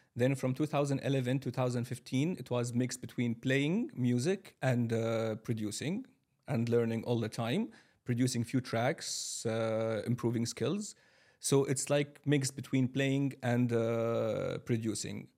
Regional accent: Kuwait City, Kuwait; moved away as an adult; also born or lived in Syria; now in Dubai, United Arab Emirates; I'm from Syria originally. I have been living my whole life in Kuwait City.

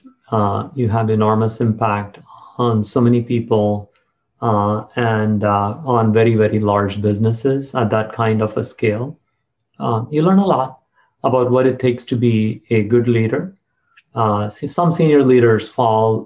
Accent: South India, India; moved away as an adult; also born or lived in Silicon Valley, United States; now in United States; I grew up in South India, and after some fits and starts, I got into IIT Madras

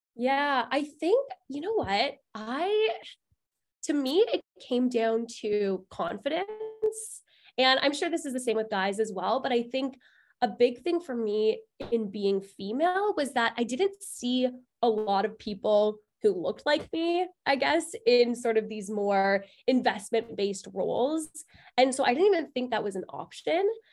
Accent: Toronto, Ontario, Canada; I was born and raised in Toronto, and I went to Concordia

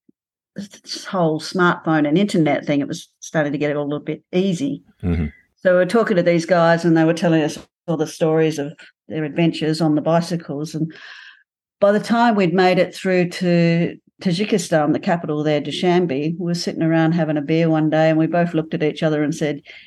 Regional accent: Outback, Australia; moved away as an adult; originally from Outback Australia

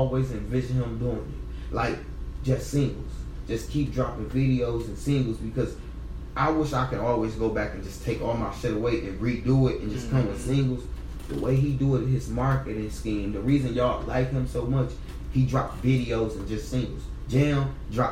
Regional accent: Pontiac, Michigan, United States; I'm from the North

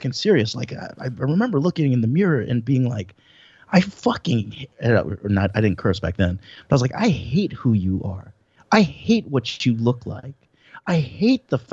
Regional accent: Tampa, Florida, United States; born or raised there

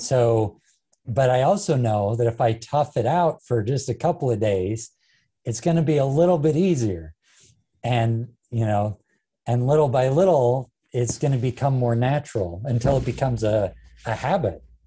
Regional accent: Ogden, Utah, United States; my hometown of Ogden

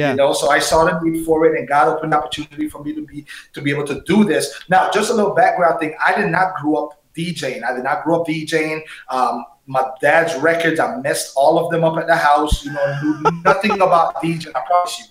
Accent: San Andrés, San Andrés, Providencia and Santa Catalina, Colombia; now in Miami, United States; I'm from this little tiny little piece of rock named San Andres. It belongs to Colombia. That's where I was raised. I was born in Miami, but raised there

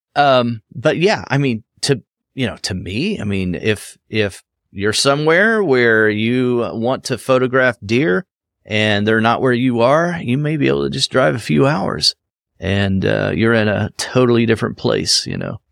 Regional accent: Cincinnati, Ohio, United States; there is a cincinnati nature center right here in my back i mean it's five minutes for me to go uh, to that location where, you know, in my hometown here

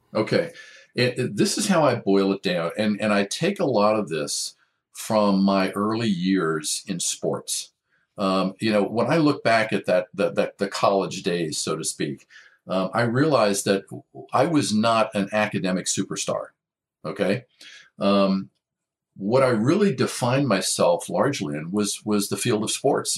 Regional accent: Maryland, United States; also born or lived in Washington, D.C.; now in Orange County, United States; grew up most of my life in Maryland

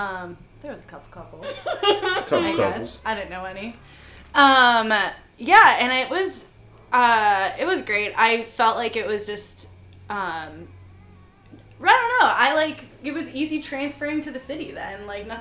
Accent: Joliet, Illinois, United States; moved away as an adult; now in Chicago, United States; So I'm from Joliet. I am super grateful for being from Joliet, but I'm glad I got out.

